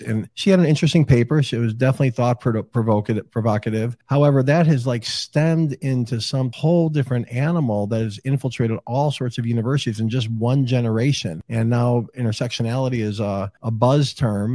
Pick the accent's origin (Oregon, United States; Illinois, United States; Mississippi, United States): Illinois, United States; Chicago; Chicago, my hometown.